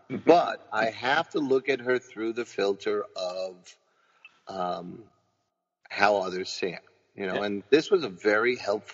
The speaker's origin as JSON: {"language": "English", "town": "New York City", "region": "New York", "country": "United States", "tie": "born or raised there", "said": "I'm a mutt, right? But I am, man. You know, I'm Irish. You know, for my whole life, I thought I was Irish and Spanish. It's actually Portuguese. That's what I find out. Because my mom doesn't know anything. God bless her. But all of that was filtered through the Bronx, you know."}